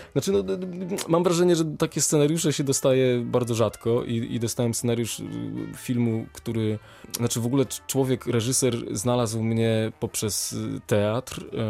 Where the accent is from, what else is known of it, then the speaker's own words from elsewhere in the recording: Warsaw, Masovian Voivodeship, Poland; moved away as an adult; also born or lived in Kraków; now in Wrocław, Poland; wychowałem się w Warszawie